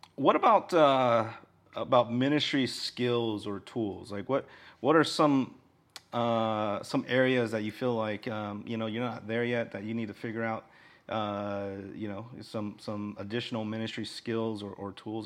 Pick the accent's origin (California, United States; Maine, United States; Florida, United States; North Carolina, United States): California, United States; Orange County; now in Honolulu, United States; Orange County, where I'm from